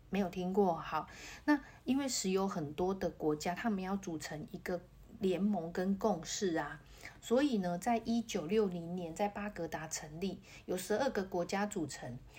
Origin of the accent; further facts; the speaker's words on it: Taiwan; 我们台湾人